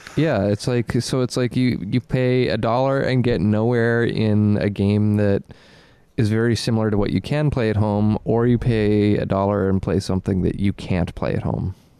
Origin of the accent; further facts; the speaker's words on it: Nova Scotia, Canada; growing up in Nova Scotia